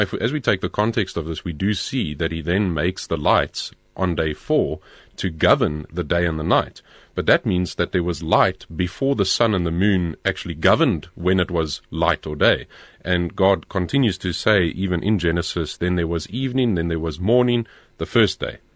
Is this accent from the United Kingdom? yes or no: no; Pretoria, Gauteng, South Africa; I grew up in Pretoria